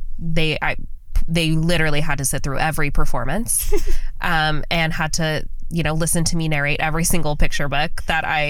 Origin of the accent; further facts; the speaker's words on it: Las Vegas, Nevada, United States; born and raised in Las Vegas.